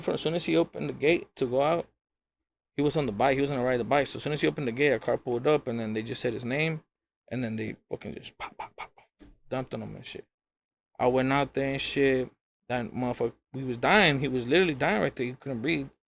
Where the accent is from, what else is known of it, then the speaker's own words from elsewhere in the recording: Rialto, California, United States; The homie Arctic that I grew up with in Rialto